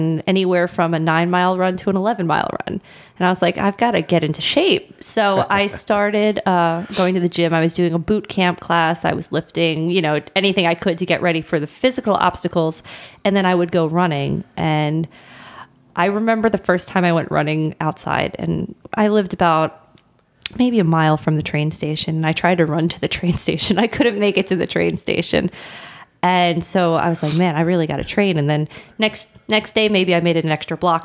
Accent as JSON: {"language": "English", "region": "Florida", "country": "United States", "tie": "born or raised there", "said": "I was born and raised in Florida"}